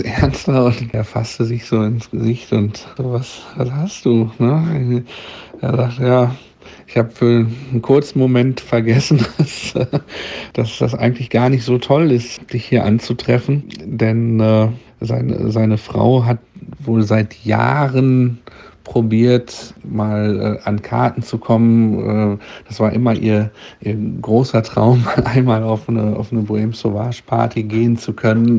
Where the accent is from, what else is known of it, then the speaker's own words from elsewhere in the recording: Gütersloh, North Rhine-Westphalia, Germany; Wir waren zu Abi-Zeiten äh, beste Freunde aus Gütersloh, denn äh, äh, ich komme aus Gütersloh in Ostwestfalen